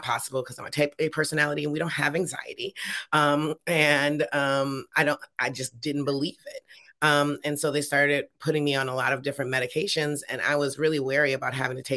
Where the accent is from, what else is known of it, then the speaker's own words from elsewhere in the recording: Detroit, Michigan, United States; moved away as an adult; now in California, United States; I grew up in Detroit in the late 80s